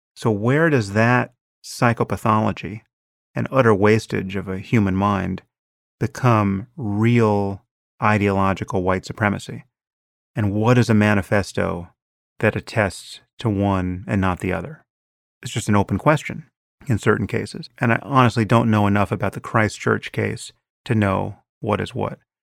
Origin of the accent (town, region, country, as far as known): United States